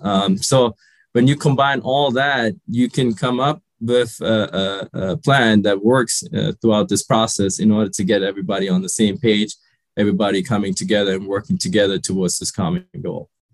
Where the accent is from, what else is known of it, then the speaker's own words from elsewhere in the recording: Germany; also born or lived in Sri Lanka; I grew up in Germany. I, I was born in Sri Lanka, but we emigrated to Germany when I was five.